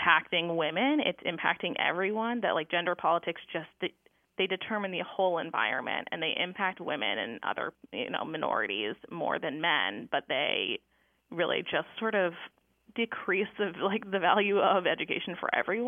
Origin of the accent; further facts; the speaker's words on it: Durham, North Carolina, United States; moved away as an adult; also born or lived in Michigan; I grew up in Durham, North Carolina, at a Quaker school, and I attended the Carolina Friends School